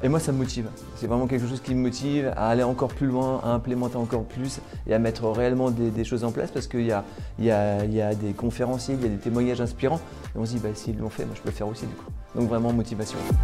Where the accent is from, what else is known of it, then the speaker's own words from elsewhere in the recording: Tours, Centre-Val de Loire, France; je suis de Tours